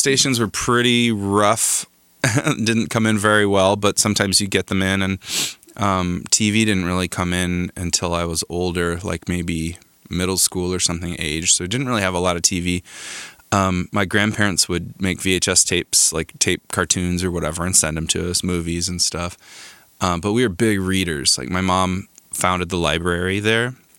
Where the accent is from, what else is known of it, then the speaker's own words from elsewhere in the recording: Crown King, Arizona, United States; moved away as an adult; also born or lived in Tucson, Arizona; now in Los Angeles, United States; I grew up in Arizona in a small gold mining town called Crown King.